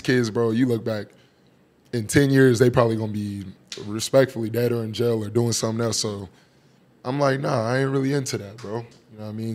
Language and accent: English; Phoenix, Arizona, United States; growing up in that South Phoenix area